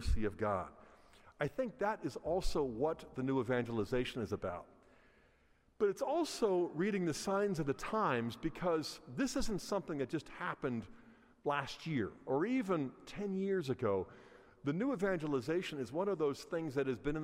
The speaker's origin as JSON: {"language": "English", "town": "Pittsburgh", "region": "Pennsylvania", "country": "United States", "tie": "born or raised there", "moved": "yes", "said": "I grew up in Pittsburgh"}